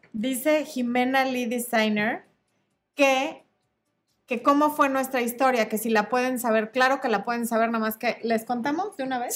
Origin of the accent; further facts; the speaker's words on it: Mexico City, Mexico; yo soy de la Ciudad de México